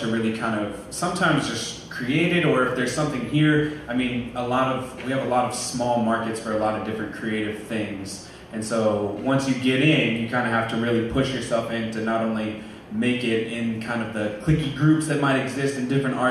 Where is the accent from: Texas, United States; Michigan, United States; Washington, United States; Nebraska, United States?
Nebraska, United States; Omaha; where are you from? I'd say, Omaha.